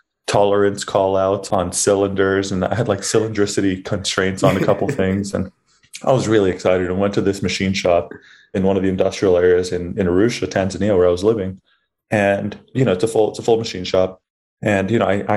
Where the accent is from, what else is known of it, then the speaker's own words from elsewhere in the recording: Los Angeles, California, United States; moved away as an adult; also born or lived in Massachusetts; I grew up in Los Angeles, this area of Los Angeles called the San Fernando Valley